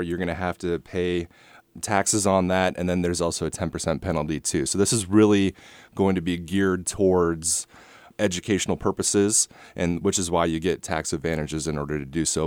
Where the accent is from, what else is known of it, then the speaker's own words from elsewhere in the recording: Rosemount, Minnesota, United States; moved away as an adult; also born or lived in Iowa City, United States / West Des Moines, United States; now in Perry, United States; I grew up in Minneapolis, a suburb called Rosemont